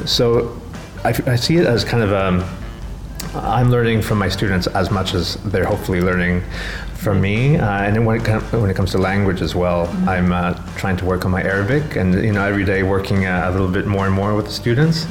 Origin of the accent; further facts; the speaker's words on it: Canada; moved away as an adult; now in Sharjah, United Arab Emirates; I'm from Canada